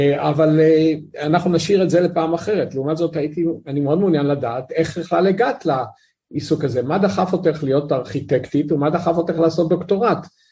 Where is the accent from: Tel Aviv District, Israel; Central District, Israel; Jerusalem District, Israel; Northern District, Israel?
Tel Aviv District, Israel; Tel Aviv; גדלתי בתל אביב